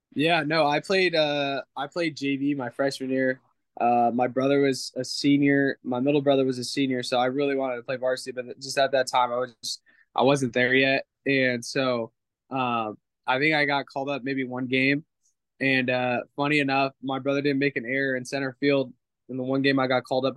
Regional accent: California, United States; moved away; I grew up in California

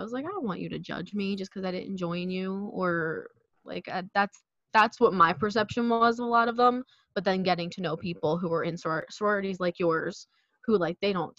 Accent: Philadelphia, Pennsylvania, United States; accent: South Philly; if I'm talking to people from South Philly, like if I see someone from high school on the street, my accent comes back.

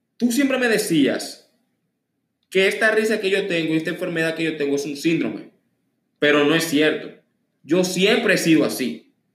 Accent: Dominican Republic; Aquí mismo en la República Dominicana

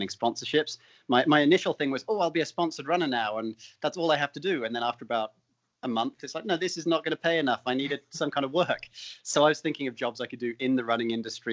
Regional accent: United Kingdom; moved away as an adult; also born or lived in London; I don't come from the US. So in the UK, I was playing cricket and soccer

